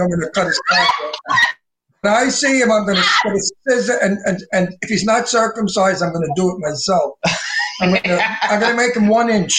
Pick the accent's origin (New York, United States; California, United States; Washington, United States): New York, United States; New York City; I'm from Brooklyn.